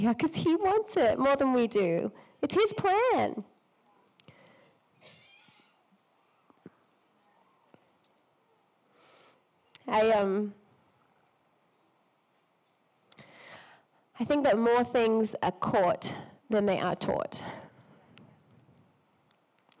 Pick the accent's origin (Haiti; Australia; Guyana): Australia; I'm Australian